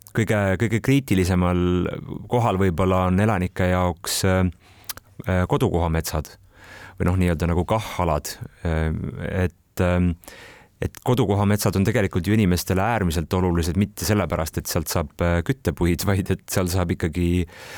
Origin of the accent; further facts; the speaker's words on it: Kohila, Rapla County, Estonia; ma olen Kohilast kolme kilomeetri kaugusel sündinud ja kasvanud Rabivere metsade vahel